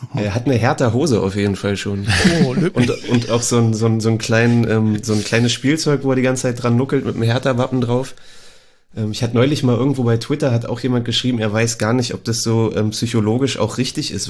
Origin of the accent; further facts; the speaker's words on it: Berlin, Germany; also born or lived in Karlsruhe; ich bin auch gebürtiger Berliner natürlich, ähm, aus Zehlendorf ursprünglich